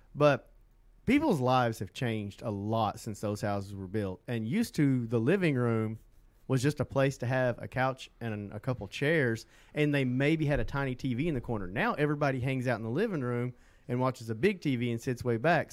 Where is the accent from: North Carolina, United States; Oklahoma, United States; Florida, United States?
Oklahoma, United States; Southeast; moved away as an adult; now in Central Oklahoma, United States; I'm from Southeast Oklahoma